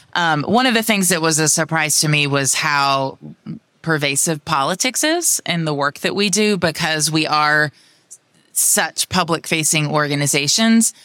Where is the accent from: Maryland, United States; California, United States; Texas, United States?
Texas, United States; Austin; C E O of Cat Metro in my hometown of Austin, Texas.